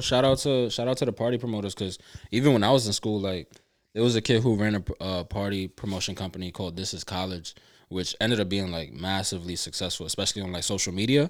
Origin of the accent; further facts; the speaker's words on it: New York, United States; being a New Yorker